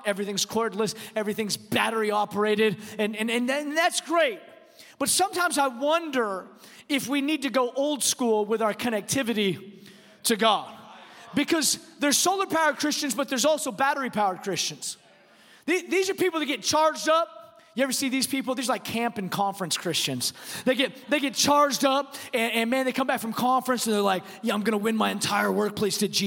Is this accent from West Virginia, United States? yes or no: no; Texas, United States; I'm from Texas